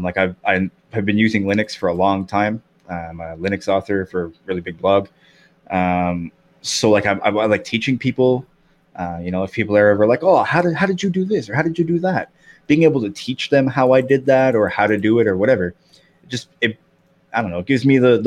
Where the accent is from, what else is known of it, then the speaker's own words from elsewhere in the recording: Canada; I'm from Canada